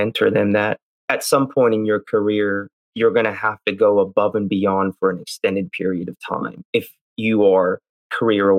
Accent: United States; I'm Indian, grew up in the US

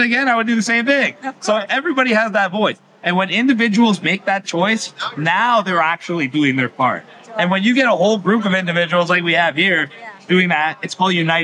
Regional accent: Canada; I come from Canada

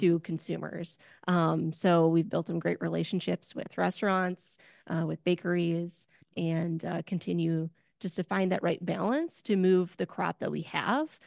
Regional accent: Wisconsin, United States; I'm from Wisconsin

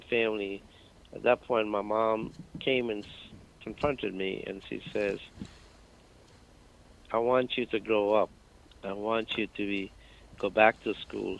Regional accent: Patna, Bihar, India; moved away as an adult; also born or lived in Darbhanga, India / New York City, United States; now in United States; I grew up in a small city called Patna. Patna, actually, I was born in a small city called Darbhanga

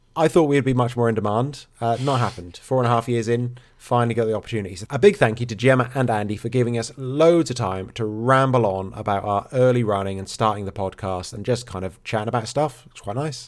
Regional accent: England, United Kingdom; now in Wales, United Kingdom; I am English

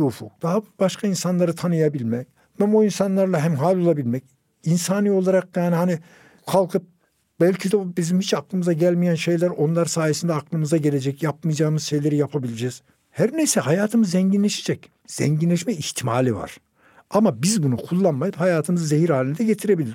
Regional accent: Turkey; benim bir Türk olarak İspanya'da da oturabilmem

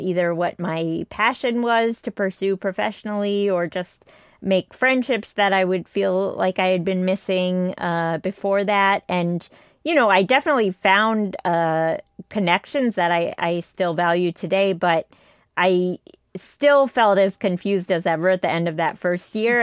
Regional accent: United States; I was the only one in my family born in the U S, like, everyone else was born in India

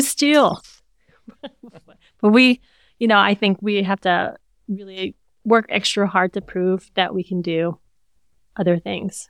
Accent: Hawaii, United States; also born or lived in California; we grew up in Hawaii

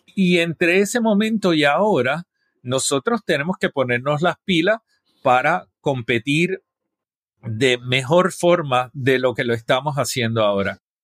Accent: San Juan, Puerto Rico; yo nací en San Juan y he vivido la mayor parte de mi vida en, en San Juan

